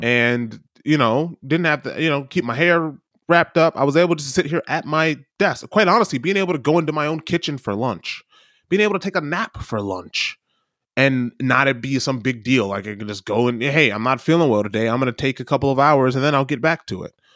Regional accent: United States; as a kid, as an American

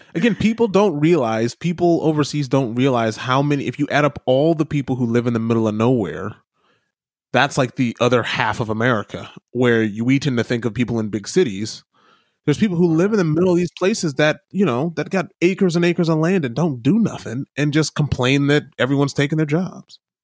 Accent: Midwest, United States; I grew up in the Midwest.

